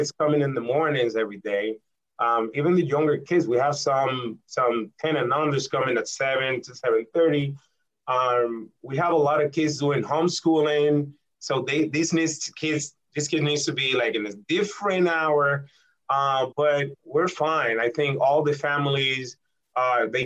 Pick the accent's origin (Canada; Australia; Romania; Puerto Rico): Puerto Rico; moved away as an adult; now in Connecticut, United States; I'm from Puerto Rico. I was born and raised in Puerto Rico, educated in Puerto Rico, the University of Puerto Rico, in the Rio Piedras Recinto